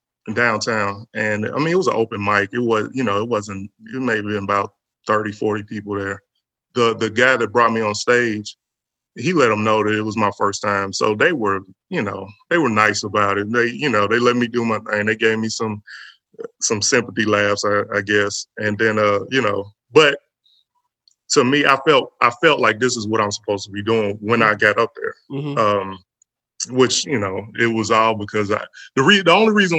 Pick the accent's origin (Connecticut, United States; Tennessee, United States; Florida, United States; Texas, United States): Tennessee, United States; Nashville; I was born and raised in Nashville, Haynes Mountain